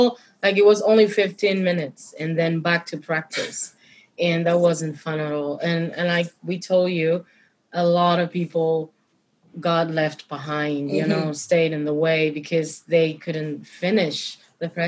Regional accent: Santiago de Cuba, Cuba; I come from Santiago de Cuba, which is a very ancient in tradition city in Cuba

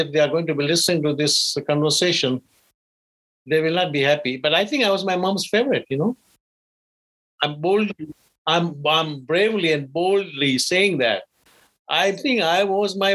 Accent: Uganda; I was born in Uganda in a small village called Busambatia.

